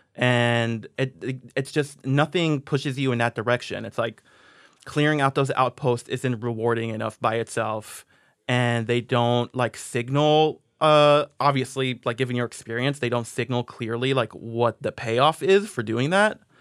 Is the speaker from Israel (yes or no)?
yes; Israel; moved away; I grew up in Israel, so I was, like, on a Hebrew speaking message board